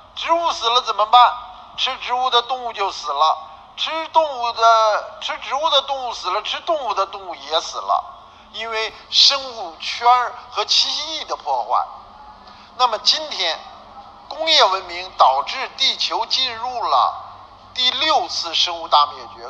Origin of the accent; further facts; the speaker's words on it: Beijing, China; 我在北京就更清楚了